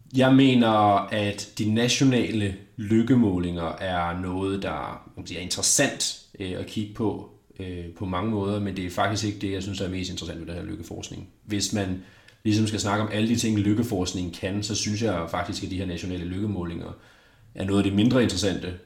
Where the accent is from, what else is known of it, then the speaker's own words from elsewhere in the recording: Denmark; som dansker